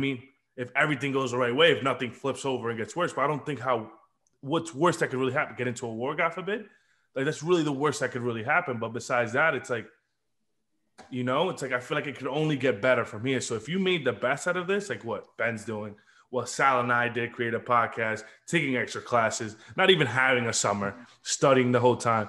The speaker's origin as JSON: {"language": "English", "country": "Dominican Republic", "tie": "born or raised there", "moved": "yes", "lives_now": "United States", "said": "I was born in Dominican Republic"}